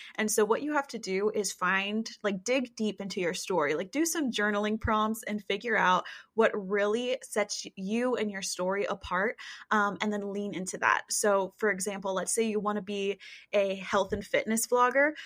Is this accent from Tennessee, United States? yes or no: yes; East Tennessee, United States; I am a girl from East Tennessee